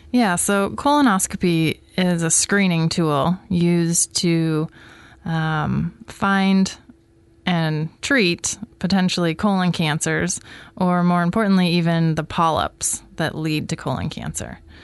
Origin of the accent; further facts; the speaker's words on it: Coquille, Oregon, United States; moved away as an adult; I am actually from Coquille, Oregon